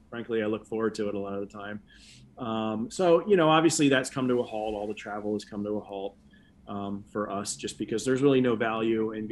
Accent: Philadelphia, Pennsylvania, United States; moved away; Philly's my hometown

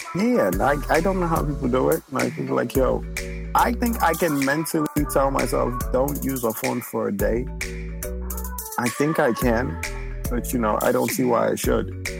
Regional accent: New York City, New York, United States; also born or lived in Nigeria; I grew up in the Bronx, so I know a lot of Ghanaians

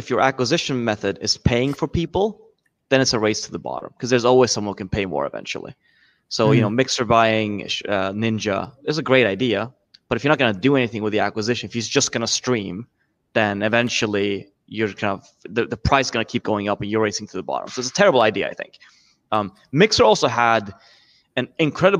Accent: Sweden; I'm from Sweden

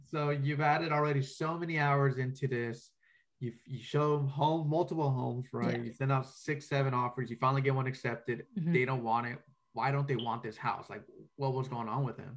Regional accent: Rialto, California, United States; I actually grew up in that area.

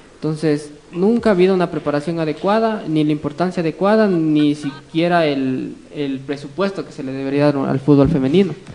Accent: Ecuador

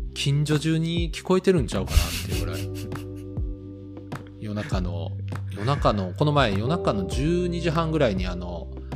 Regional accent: Kyoto, Japan; 僕も京都出身で、親父も京都出身なんです

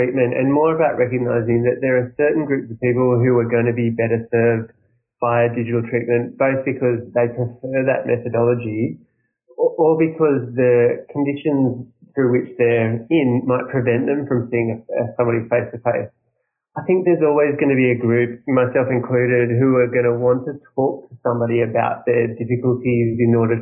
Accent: Australia; I'm from Australia

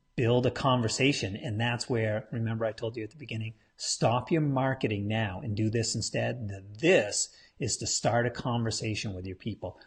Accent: New England, United States; I'm from New England. We're big Patriots fans up here.

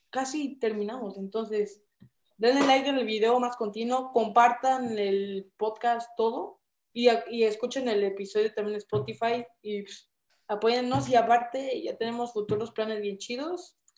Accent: Mexico; Somos mexicanos.

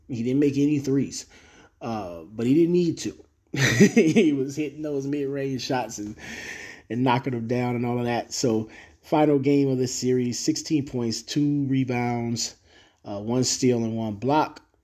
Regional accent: Cleveland, Ohio, United States; I'm a person from Cleveland

